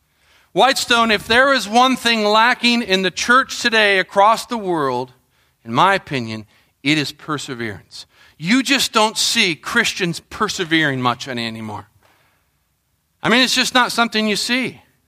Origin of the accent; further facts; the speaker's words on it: Colombia; I think of growing up in Colombia, you know, in the jungles.